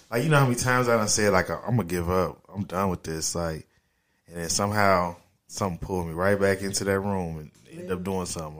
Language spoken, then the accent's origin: English; Dayton, Ohio, United States; From Dayton, Ohio